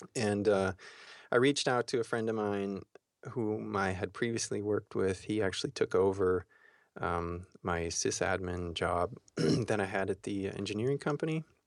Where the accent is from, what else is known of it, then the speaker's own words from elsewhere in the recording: Austria; moved away as an adult; also born or lived in Florida, United States; went from Austria to Florida